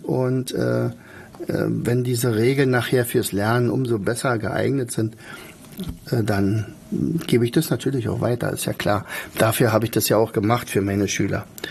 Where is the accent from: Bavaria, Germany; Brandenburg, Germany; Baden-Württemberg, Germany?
Brandenburg, Germany; bei uns in Brandenburg